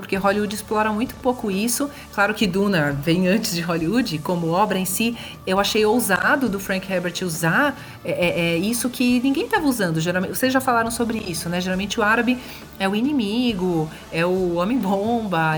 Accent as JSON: {"language": "Portuguese", "region": "São Paulo", "country": "Brazil", "said": "eu sou de São Paulo."}